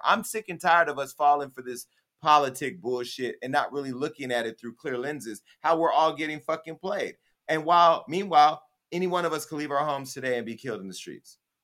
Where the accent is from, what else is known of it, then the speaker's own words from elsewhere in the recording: United States; moved away; My hometown right now, I had a black mayor who was a Democrat who did not serve our community. Mayor Tubbs